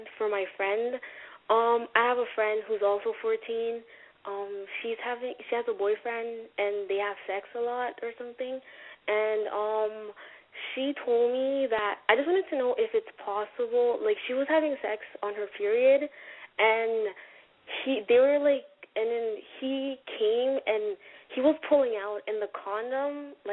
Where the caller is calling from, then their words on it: Ontario, Canada; I'm calling from Canada